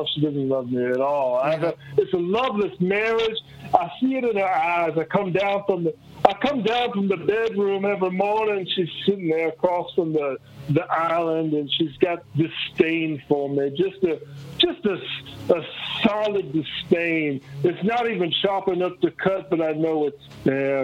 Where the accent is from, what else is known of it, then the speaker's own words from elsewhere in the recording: Little Rock, Arkansas, United States; I'm from Little Rock, Arkansas